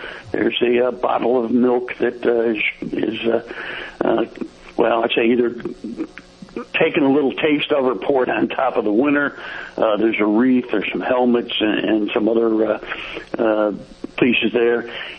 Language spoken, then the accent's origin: English; Northeast, United States; now in Plymouth, United States; And moved to Plymouth. We're from the Northeast and just wanted to get over this way.